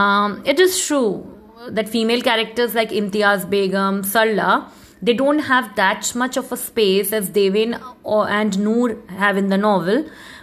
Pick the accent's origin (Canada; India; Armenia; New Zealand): India; which the nationalist discourse, which being an Indian, sometimes gets jolted by this anti-secular discourses in the newspapers.